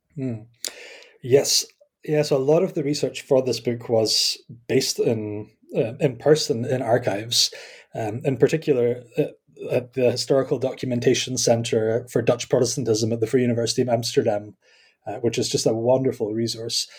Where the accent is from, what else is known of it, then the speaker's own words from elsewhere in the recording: Scotland, United Kingdom; accent: Scottish; also born or lived in Kampen, Netherlands; I am Scottish, as you can probably tell by my accent